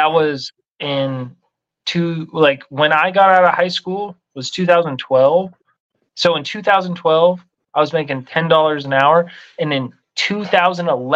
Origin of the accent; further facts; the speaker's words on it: Colorado, United States; moved away; I'm from Colorado where there's lots of ski towns